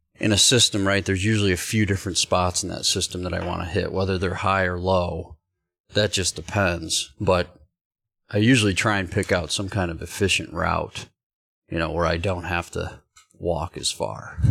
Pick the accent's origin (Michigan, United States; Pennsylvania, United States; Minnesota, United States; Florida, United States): Michigan, United States; Growing up in Michigan swamps, like, we didn't really hunt a lot of ag